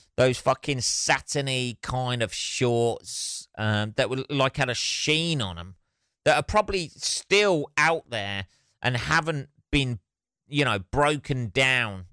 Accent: Northampton, East Midlands, United Kingdom; My hometown

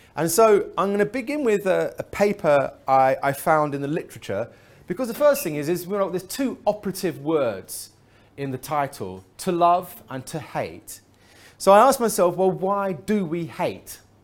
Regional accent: England, United Kingdom; I'm from England

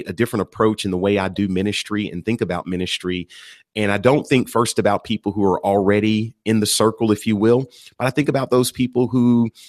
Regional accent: Texas, United States; moved away as an adult; now in Atlanta, United States; I was born and raised in Texas

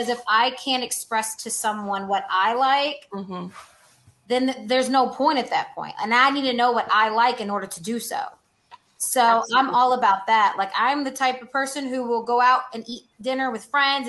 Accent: Louisville, Kentucky, United States; moved away as an adult; also born or lived in Amsterdam; I'm from Louisville, Kentucky

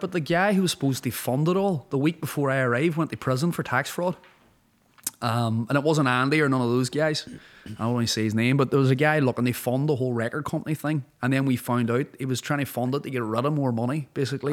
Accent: Derry, Northern Ireland, United Kingdom; moved away as an adult; also born or lived in Donegal, Ireland / Los Angeles, United States / London, United Kingdom; I grew up in a city like Derry.

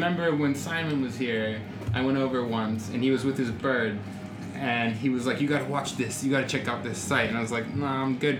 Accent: United States; now in Japan; I'm American.

